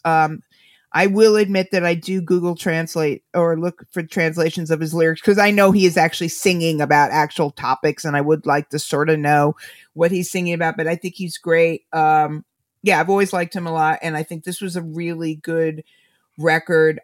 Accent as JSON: {"language": "English", "country": "United States", "said": "I'm an American"}